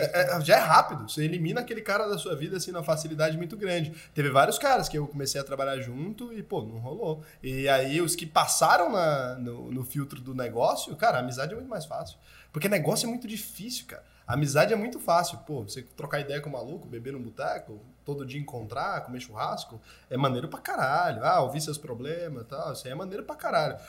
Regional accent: Goiás, Brazil; Eu sou goiano

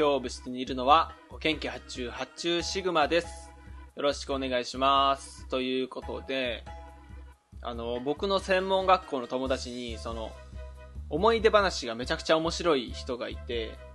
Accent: Fukui, Japan; now in Osaka, Japan; 僕福井ですしで今大阪ですし

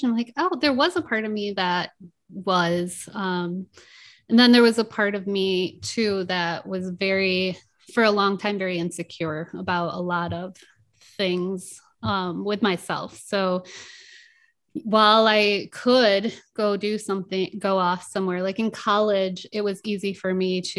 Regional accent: Fremont, Michigan, United States; moved away as an adult; also born or lived in Grand Rapids, Michigan / Tennessee / Las Vegas; now in Oregon, United States; I grew up in Michigan.

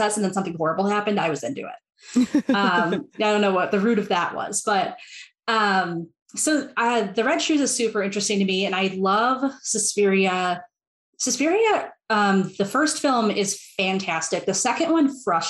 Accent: Milwaukee, Wisconsin, United States; I'm American. I grew up in the Midwest. I'm from Milwaukee, Wisconsin

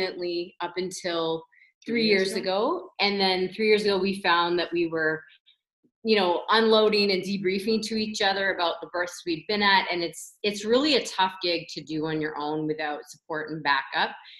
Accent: Toronto, Ontario, Canada; moved away as an adult; now in London, Canada; I grew up in Toronto, and then I came here to go to Western, and I never left

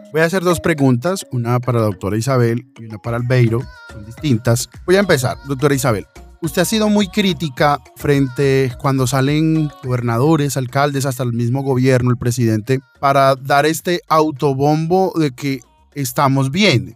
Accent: Colombia; nosotros como colombianos

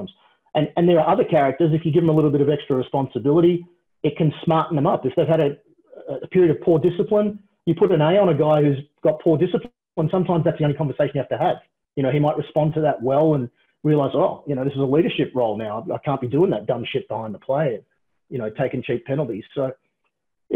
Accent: Australia; a Australian born and raised guy

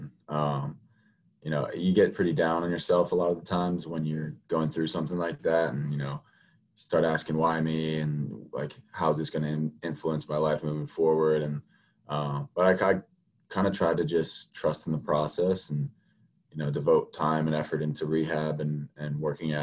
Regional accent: Mount Airy, Maryland, United States; I'm from Mount Airy, Maryland

